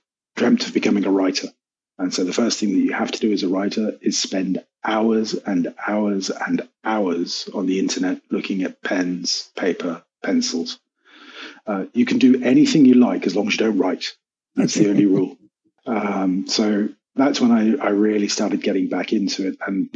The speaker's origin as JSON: {"language": "English", "country": "United Kingdom", "moved": "yes", "lives_now": "Cyprus", "said": "I'm a Brit. I'm a confused Brit, so I'm part Scottish, part Irish, part Welsh, and part Cornish"}